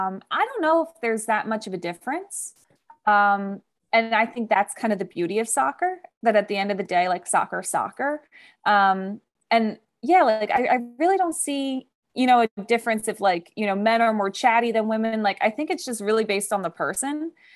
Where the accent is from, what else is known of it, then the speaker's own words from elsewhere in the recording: East Coast, United States; I'm from the East Coast, and it's like, I'm used to like heat, but also humidity.